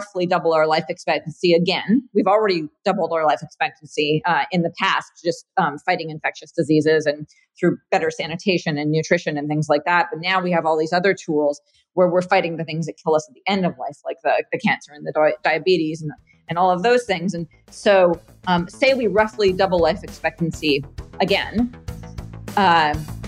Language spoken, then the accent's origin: English; Canada; moved away as an adult; also born or lived in San Francisco, California; now in California, United States; I'm Canadian originally. And grew up there, went to school there.